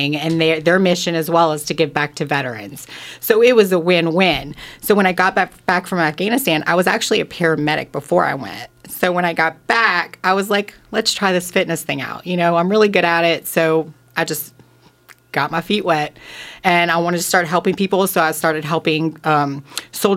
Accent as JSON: {"language": "English", "town": "Thibodaux", "region": "Louisiana", "country": "United States", "tie": "born or raised there", "moved": "as an adult", "lives_now": "Arizona, United States", "said": "I grew up in Louisiana. I'm Cajun. I grew up basically a little bit all over, but we settled down in Thibodaux, Louisiana."}